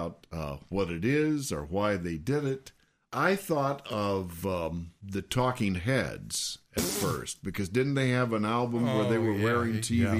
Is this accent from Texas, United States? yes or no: yes; San Antonio, Texas, United States; I want to mention something that has meaning to my hometown, and it is the San Antonio cornetist, Jim Cullum.